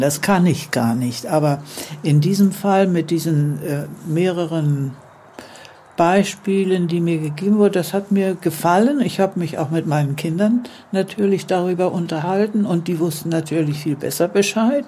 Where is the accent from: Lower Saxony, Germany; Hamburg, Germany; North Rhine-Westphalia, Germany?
Hamburg, Germany; moved away as an adult; now in Neuwied, Germany; Ich bin 92 Jahre alt, in Hamburg geboren, in Hamburg groß geworden und mit etwa gut 30 Jahren nach Neuwied gekommen